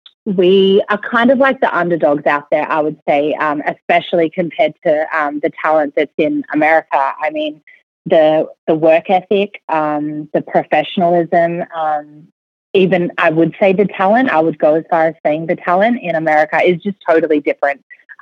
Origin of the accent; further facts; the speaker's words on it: Melbourne, Victoria, Australia; accent: Australian; Well, I'm from Melbourne, Australia.